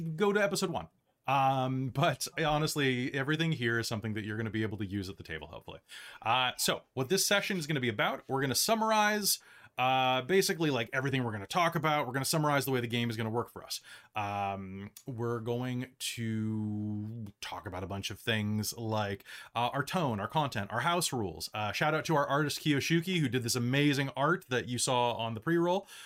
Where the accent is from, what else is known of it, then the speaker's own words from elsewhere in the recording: United States; moved away as an adult; now in Canada; I'm an American who has escaped to Canada and has been living here for the past, years